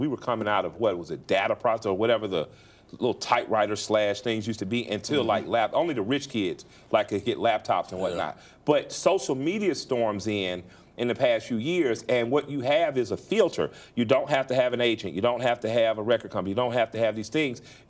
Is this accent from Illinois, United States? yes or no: no; Atlanta, Georgia, United States; when I was young, so I grew up on the West Side